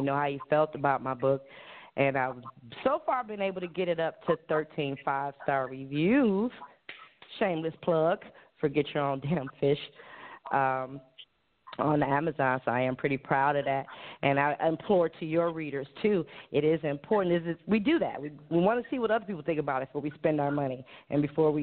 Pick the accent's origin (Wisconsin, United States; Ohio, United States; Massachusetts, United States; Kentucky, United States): Ohio, United States; Cleveland; moved away as an adult; now in Hawaii, United States; I'm born and raised in Cleveland, Ohio, just 4 hours up the street, and moved here to Hawaii about a year ago.